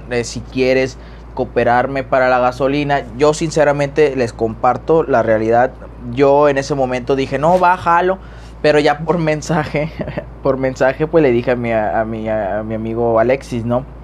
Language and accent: Spanish; Tamaulipas, Mexico; Acá en, yo soy de Tamaulipas eh, y en Ciudad Madero pues está un naturista como hospital